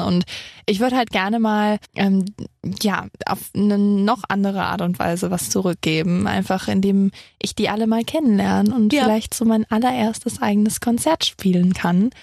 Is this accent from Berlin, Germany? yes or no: no; near Cologne, North Rhine-Westphalia, Germany; also born or lived in Saarbrücken; ich komme aus Köln, aus der Nähe von Köln